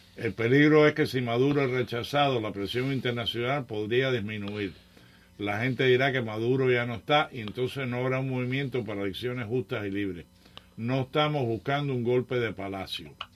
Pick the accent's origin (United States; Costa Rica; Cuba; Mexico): Cuba; nosotros los cubanos